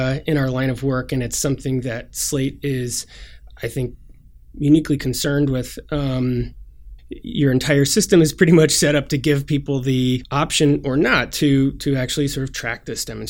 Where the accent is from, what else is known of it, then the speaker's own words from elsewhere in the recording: Portland, Oregon, United States; I'm from Portland, Oregon